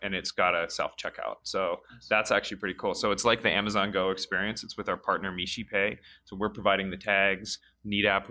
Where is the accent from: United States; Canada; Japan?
Canada; I'm Canadian, so you know, I'm dual U.S. Canadian. I have a British passport too